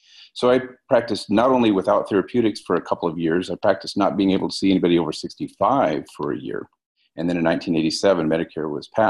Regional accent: Fremont, Nebraska, United States; I'm originally from Fremont.

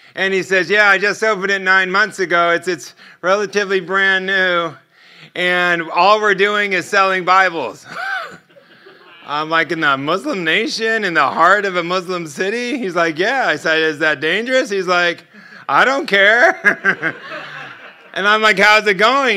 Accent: United States

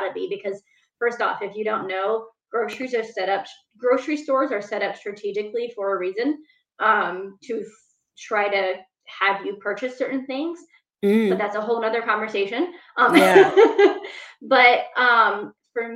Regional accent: Northwest Ohio, United States; I grew up in Northwest Ohio, and it was a inner city

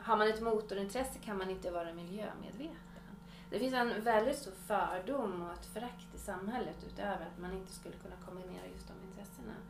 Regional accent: Uppsala, Uppsala County, Sweden; also born or lived in Swedish inland (Norrland); now in Swedish inland, Sweden; jag kommer ju från Uppsala, har ju flyttat hit för att jag vill ha lugn och ro

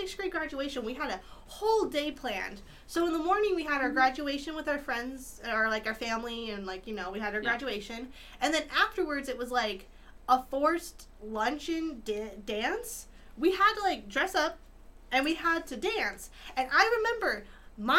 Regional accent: Utah, United States; born or raised there

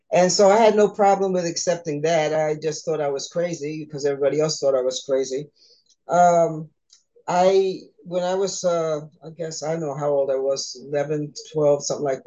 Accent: New York, United States; I was born in New York, nice Caribbean family.

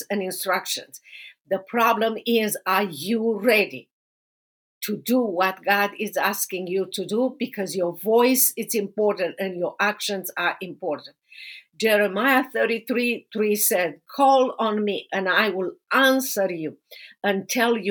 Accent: Romania; moved away as an adult; now in United States; I have known you from back to Romania many years ago, and I have been growing with you here in America for so many years.

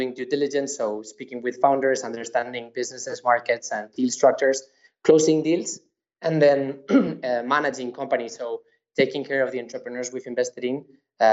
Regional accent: Madrid, Community of Madrid, Spain; I was born and raised in Madrid

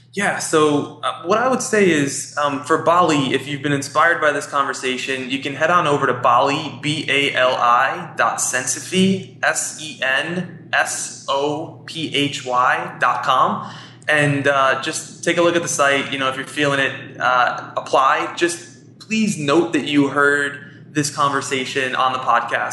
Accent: New York City, New York, United States; I'm from Queens, and I love New York. I was born here, I was raised here

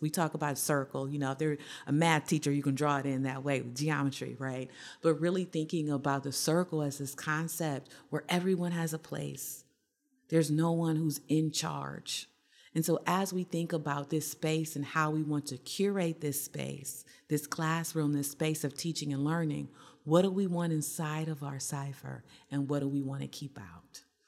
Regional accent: Ohio, United States; I'm from Ohio

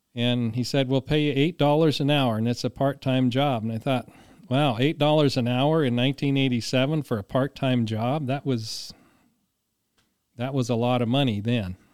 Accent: Longmont, Colorado, United States; moved away as an adult; also born or lived in Bridgeport, Nebraska; I was born in Longmont, Colorado. Uh, my family, uh, we had a farm near Erie, Colorado, eh, which is about ten miles from Longmont. And we farmed there till nineteen seventy-three.

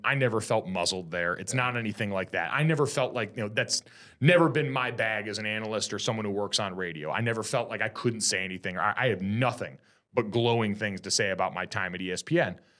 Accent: Connecticut, United States; moved away as an adult; also born or lived in South Jersey / South Bend, Indiana; now in Southern California, United States; I was in Connecticut from the time I was in third grade on

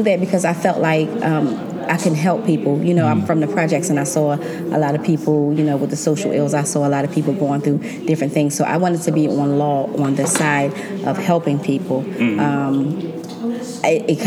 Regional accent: Atlantic City, New Jersey, United States; I was born and raised in Atlantic City

